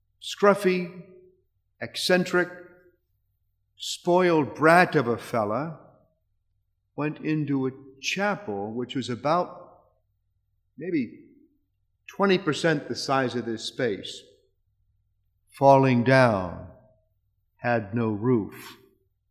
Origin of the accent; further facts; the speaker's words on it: Arlington, Virginia, United States; moved away as an adult; now in Denver, United States; I'm from Arlington, but I've been in Denver for the past 10 years